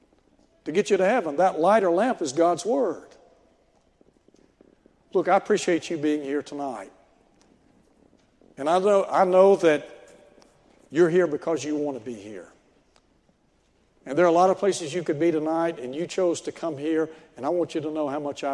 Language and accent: English; Chattanooga, Tennessee, United States; I grew up in Chattanooga